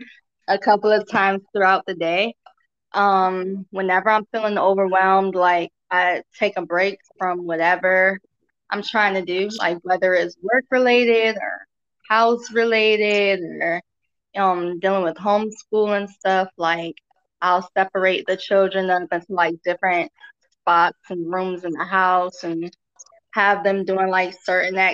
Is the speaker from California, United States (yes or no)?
no; North Carolina, United States; I'm from North Carolina.